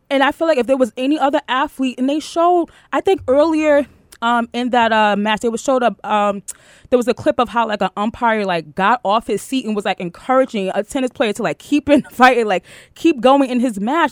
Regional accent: New York City, New York, United States; I'm from Queens

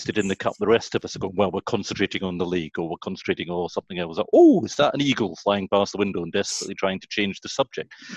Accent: Kirkcaldy, Scotland, United Kingdom; I'm from Kirkcaldy, which is famous for Adam Smith, Raith Rovers, and Gordon Brown

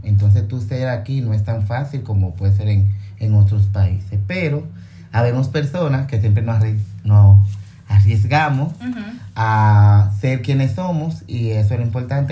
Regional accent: Dominican Republic; todos somos negros, todos somos dominicanos

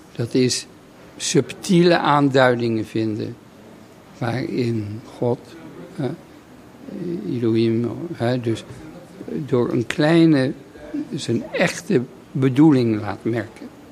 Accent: Netherlands; moved away as an adult; een heel leven buiten Nederland eh, eh, terug te keren in, in mijn vaderland.

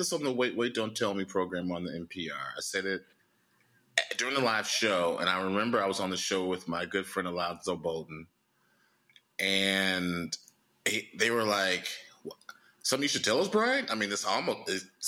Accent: Chicago, Illinois, United States; in my hometown, Chicago

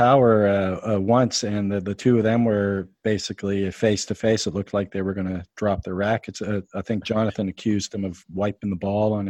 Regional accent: Canada; being Canadian

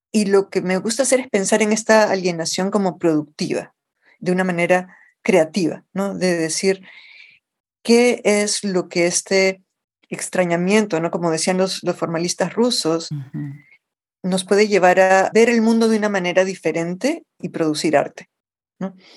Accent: Lima, Peru; accent: Lima Spanish; moved away as an adult; also born or lived in New York, United States; now in United States; una niña creciendo en el Perú en los años 70

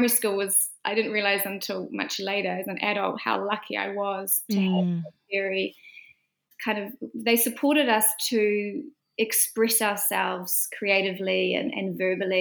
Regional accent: Fern Flat, Northland, New Zealand; now in Auckland, New Zealand; I grew up in a small rural community in the far north called Fern Flat

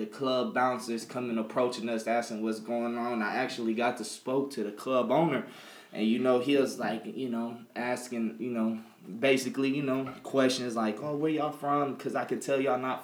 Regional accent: the South, United States; moved away; I'm from the South.

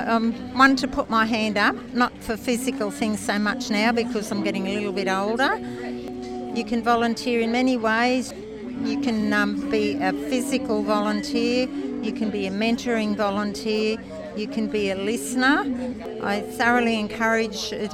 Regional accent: Byron Bay, New South Wales, Australia; now in Brisbane, Australia; I was a Byron Bay girl in my youth

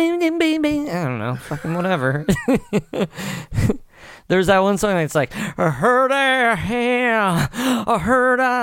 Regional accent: New Jersey, United States; I'm from New Jersey.

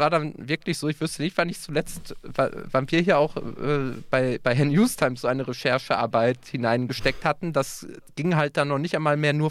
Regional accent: North Rhine-Westphalia, Germany; wo kommst du her? Ja, aus NRW

